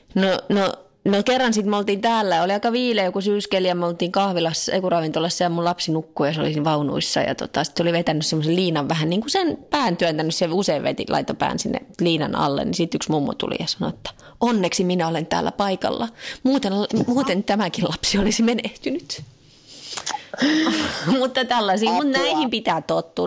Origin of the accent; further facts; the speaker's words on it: Finland; now in France; mä oon Suomesta